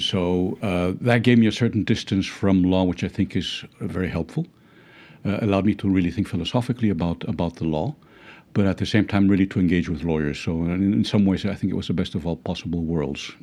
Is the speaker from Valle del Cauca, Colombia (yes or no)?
yes; Cali, Valle del Cauca, Colombia; moved away; I studied at an American school in, in Cali, where I was born